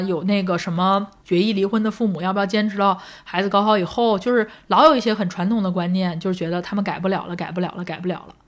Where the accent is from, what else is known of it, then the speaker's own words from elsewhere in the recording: Langfang, Hebei, China; moved away; 我在廊坊